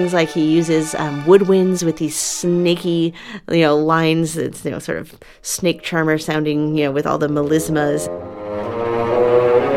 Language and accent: English; Chicago, Illinois, United States; Chicago blues is like my hometown music